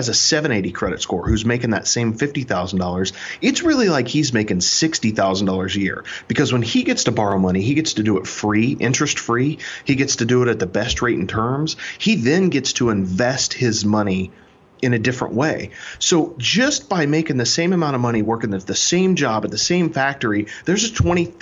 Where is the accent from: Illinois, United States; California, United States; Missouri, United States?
Missouri, United States; Kansas City; I'm originally from Kansas City, Missouri. I'm a show me state boy